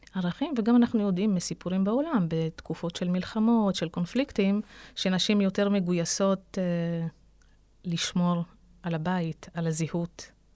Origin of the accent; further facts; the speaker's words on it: Ramla, Central District, Israel; נולדתי וגדלתי בעיר הזו